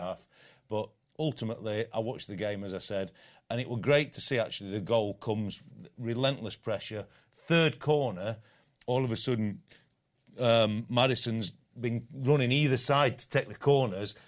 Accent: England, United Kingdom; as an Englishman

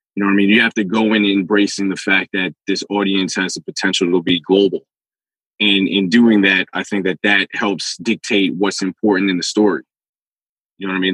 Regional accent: New York City, New York, United States; I'm from the Bronx

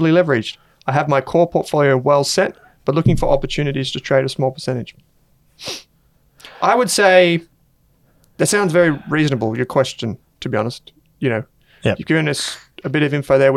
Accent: Australia; accent: ocker; you probably tell that from my ochre accent.

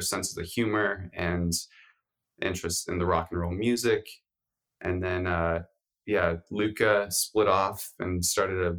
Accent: Colorado, United States; also born or lived in San Francisco; now in Oakland, United States; I grew up in Colorado

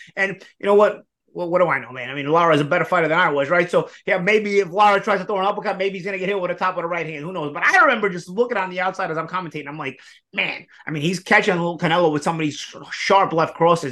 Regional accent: New York, United States; we're from New York

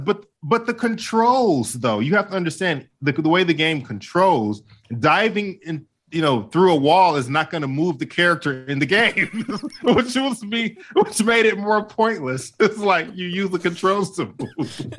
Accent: Midwest, United States; the theme parks where, where I grew up at in the Midwest, like, for example, Cedar Point

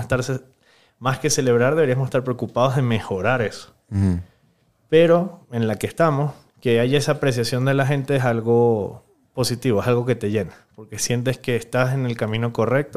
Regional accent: Venezuela; moved away as an adult; now in Ecuador; Viví 26 años en Venezuela

